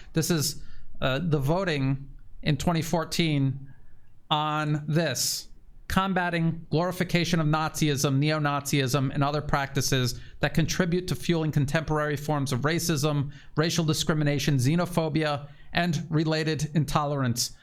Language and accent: English; United States; moved away as an adult; I'm an American citizen. I haven't lived in the US pretty much my entire adult life